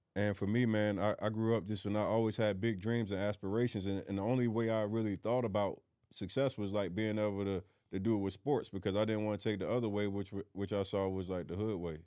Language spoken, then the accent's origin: English; Philadelphia, Pennsylvania, United States; moved away; My mindset from growing up in North Philly